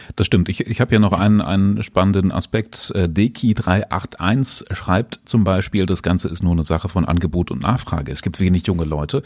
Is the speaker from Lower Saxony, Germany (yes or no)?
yes; Salzgitter, Lower Saxony, Germany; ich komme aus Steterburg